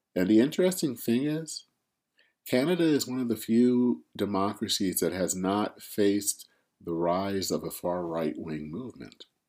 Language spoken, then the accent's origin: English; Flint, Michigan, United States; my hometown in, of Flint, Michigan